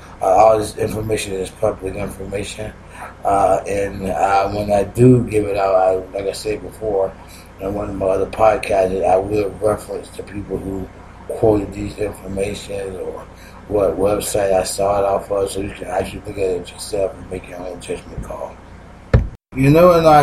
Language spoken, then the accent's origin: English; Chesapeake, Virginia, United States; I've been here all my life